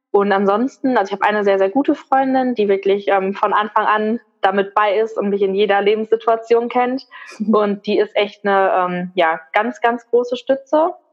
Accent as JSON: {"language": "German", "region": "North Rhine-Westphalia", "country": "Germany", "moved": "as an adult", "said": "ich bin für die Ausbildung damals alleine hier hochgezogen in den Norden. Ich komme ursprünglich aus dem Ruhrgebiet"}